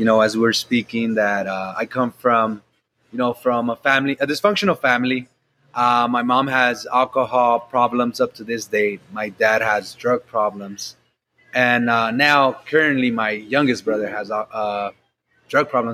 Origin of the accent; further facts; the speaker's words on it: Los Angeles, California, United States; I grew up in South Central LA in Watts.